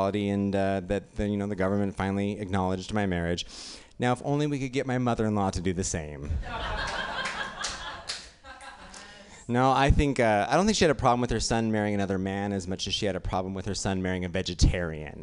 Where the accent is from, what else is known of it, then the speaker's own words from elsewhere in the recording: Utah, United States; now in New York, United States; I grew up in, I live in New York now, but I grew up in Utah